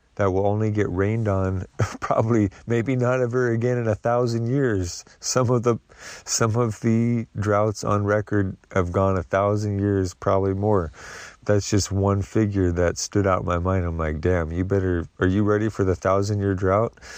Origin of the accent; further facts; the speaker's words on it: the Northwest, Pacific Northwest, United States; moved away; I grew up in the Northwest